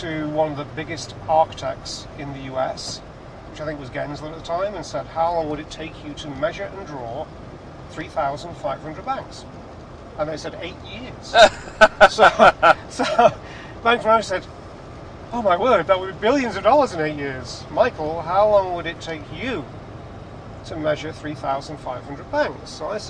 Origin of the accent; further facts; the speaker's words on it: England, United Kingdom; which wasn't the place to be as an Englishman.